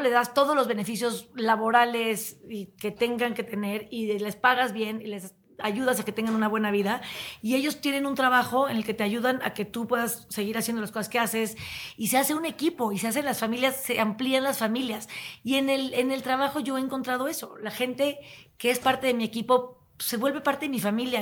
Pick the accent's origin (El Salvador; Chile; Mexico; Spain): Mexico; Tepoztlán, Morelos; also born or lived in Chihuahua; now in Mexico City, Mexico; yo crecí en Tepoztlán